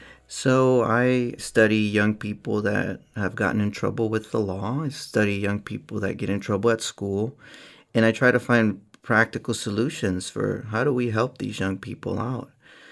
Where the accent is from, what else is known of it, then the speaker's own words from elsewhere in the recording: Oakland, California, United States; I grew up in Oakland, California.